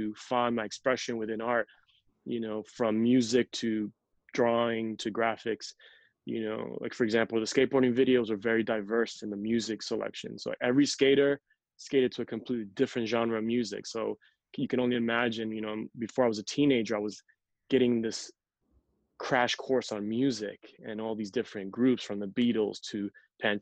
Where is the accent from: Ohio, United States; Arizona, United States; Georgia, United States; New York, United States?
New York, United States; New York City; first language Spanish; English is a second language; moved away as an adult; now in Los Angeles, United States; I was born and raised in Queens